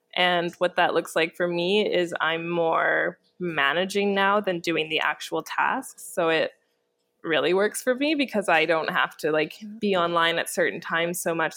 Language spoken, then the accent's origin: English; Canada; moved away; I'm from Canada